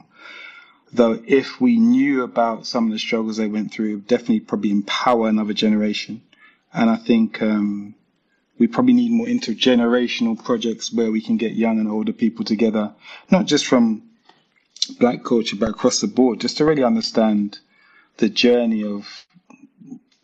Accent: London, United Kingdom; I come from London where it's very diverse

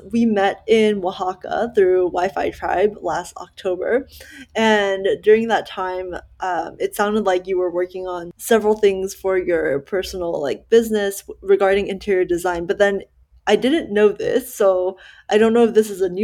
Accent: Dallas, Texas, United States; also born or lived in Malaysia; growing up in Dallas and then moving out of Dallas for work

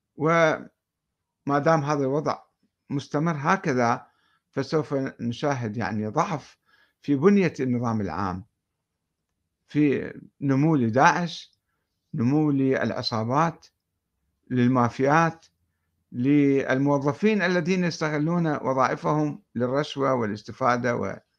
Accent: Iraq; عندنا بالعراق

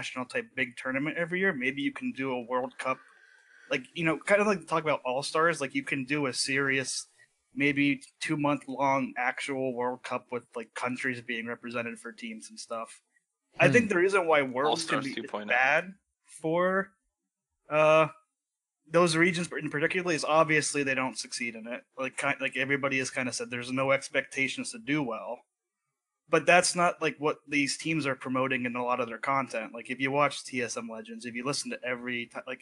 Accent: East Coast, United States; now in Idaho, United States; I'm originally from the East Coast

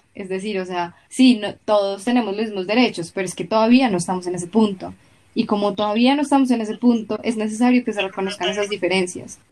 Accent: Colombia; en Colombia, aunque hay muchísima comunidad afro

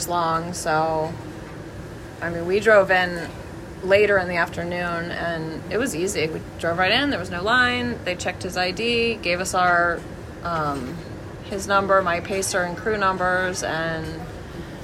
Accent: Florida, United States; This Florida girl

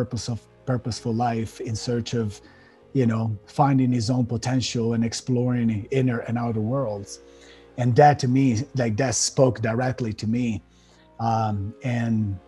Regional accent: Italy; moved away as an adult; also born or lived in Miami; now in United States; I was born and raised in Italy. And when I was about 24 years old, we were talking about 2007, I decided to leave my country and move to the States.

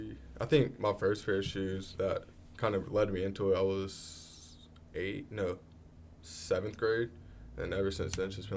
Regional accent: Wilmington, North Carolina, United States; I'm from here.

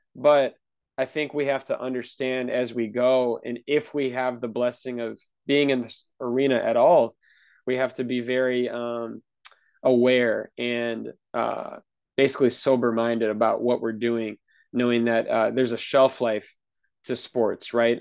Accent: Wisconsin, United States; I'm from Wisconsin

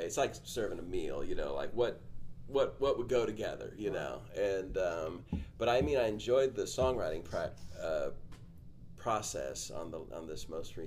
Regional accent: California, United States; now in Nashville, United States; I grew up in California, but I always wanted to live in Nashville, you know, so I moved there as soon as I could

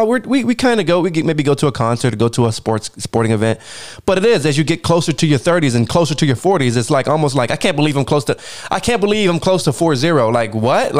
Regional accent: United States; me personally, as an American

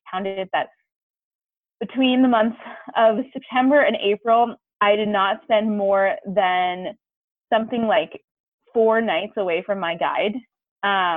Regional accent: East Coast, United States; I grew up skiing on the East Coast

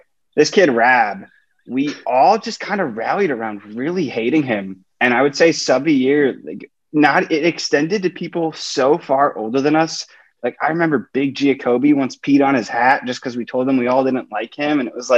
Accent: Chicago, Illinois, United States; I am from Chicago. I went to the University of Illinois in Champaign-Urbana

